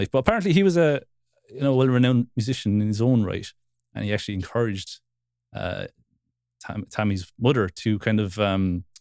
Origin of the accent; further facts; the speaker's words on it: Wexford, Leinster, Ireland; I'm from Wexford